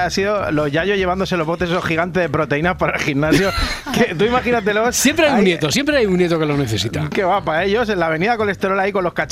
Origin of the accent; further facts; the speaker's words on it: Rubí, Catalonia, Spain; yo, como sabes, soy de Rubí.